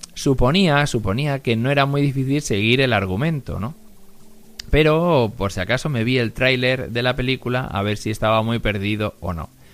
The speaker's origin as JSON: {"language": "Spanish", "country": "Spain", "said": "aquí en España"}